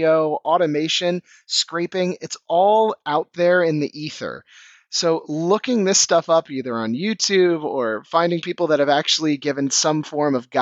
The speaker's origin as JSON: {"language": "English", "town": "Washington", "region": "District of Columbia", "country": "United States", "moved": "as an adult", "lives_now": "Copenhagen, Denmark", "said": "You might be able to tell by my accent, I'm actually originally from Washington, D.C., but I've been in the startup scene out here for the last 6 years"}